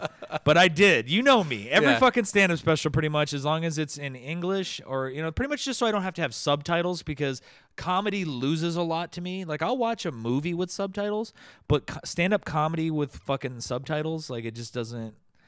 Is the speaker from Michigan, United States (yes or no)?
yes; Detroit, Michigan, United States; originally I was born and raised in Detroit, Michigan.